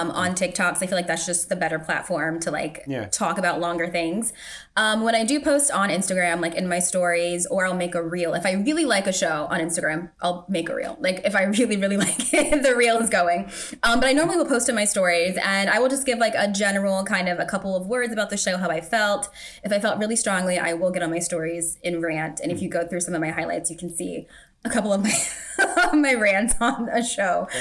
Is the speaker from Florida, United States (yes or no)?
no; Virginia Beach, Virginia, United States; I grew up in Virginia Beach